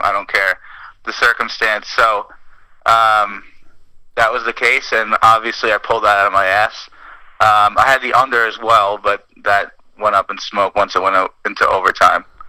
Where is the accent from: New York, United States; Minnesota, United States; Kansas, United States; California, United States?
New York, United States; Nassau County; moved away as an adult; now in Medford, United States; I am a New Yorker forever